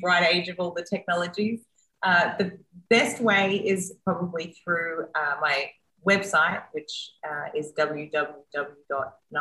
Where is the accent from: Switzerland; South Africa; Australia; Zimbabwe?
Australia; also born or lived in United States; now in Mexico; I'm the Australian that just came from the US that is now in Mexico